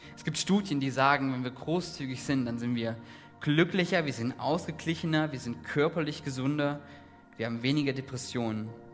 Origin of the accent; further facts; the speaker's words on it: Saxony, Germany; Ich komme aus Ostdeutschland, aus Sachsen